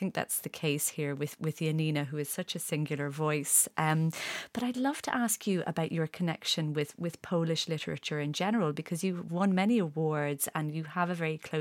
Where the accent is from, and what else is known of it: Ireland